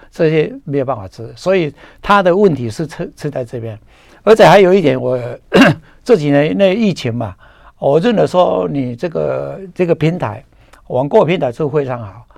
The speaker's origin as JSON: {"language": "Chinese", "country": "Taiwan", "said": "我们台湾人叫做红条"}